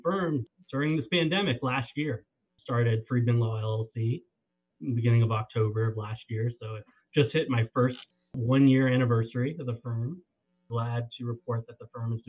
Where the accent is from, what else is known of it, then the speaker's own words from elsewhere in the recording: Northern Virginia, United States; I grew up in the Northern Virginia area, right around Washington, D.C.